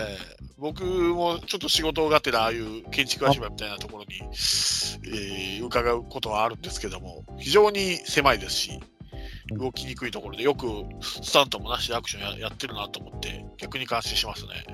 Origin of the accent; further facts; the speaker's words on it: Hiroshima, Japan; 広島生まれ育広島育ちだからですかね